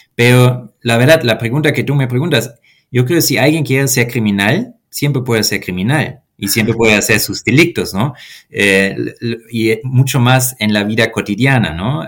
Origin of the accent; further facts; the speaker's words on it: Germany; Spanish is a second language; moved away as an adult; now in Mexico City, Mexico; mi país natal, Alemania